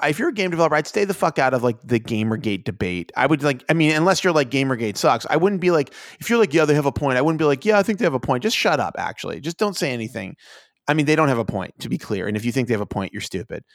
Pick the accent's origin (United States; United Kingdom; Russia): United States; I'm an American